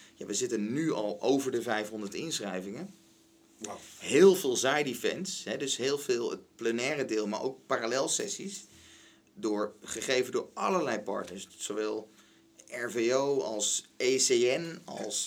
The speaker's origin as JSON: {"language": "Dutch", "town": "Den Helder", "region": "North Holland", "country": "Netherlands", "tie": "born or raised there", "said": "ik ben geboren in Den Helder"}